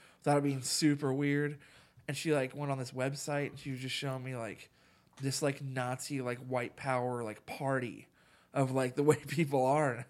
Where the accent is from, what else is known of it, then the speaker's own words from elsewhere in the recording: Harrison, Ohio, United States; my hometown of Harrison, Ohio